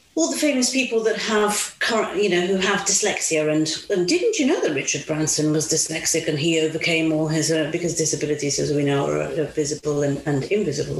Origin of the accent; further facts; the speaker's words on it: Italy; moved away as an adult; also born or lived in Mauritius; now in United Kingdom; I grew up in Italy, lived in Italy till I was nineteen.